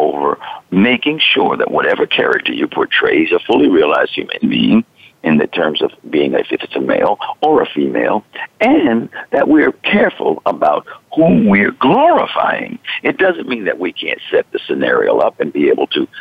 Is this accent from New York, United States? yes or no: yes; New York City, New York, United States; I was born in Queens